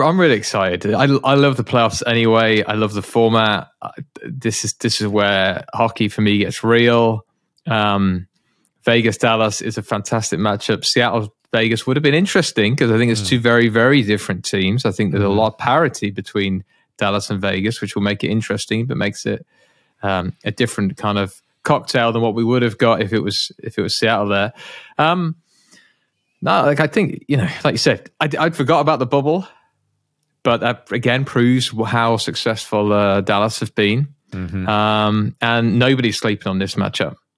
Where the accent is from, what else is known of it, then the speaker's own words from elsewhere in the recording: United Kingdom; as a Brit